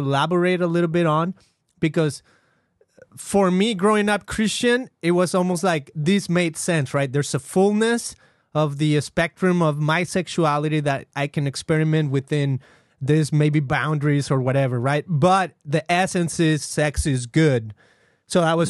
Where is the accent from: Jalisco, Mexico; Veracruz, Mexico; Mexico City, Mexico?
Jalisco, Mexico; Guadalajara; I grew up in Mexico, in Guadalajara, specifically the second largest city, as far as I know, of the country of Mexico.